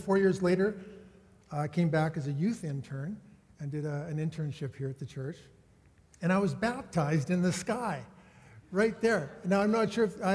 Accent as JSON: {"language": "English", "town": "Saskatoon", "region": "Saskatchewan", "country": "Canada", "tie": "born or raised there", "moved": "yes", "said": "I grew up in Saskatoon"}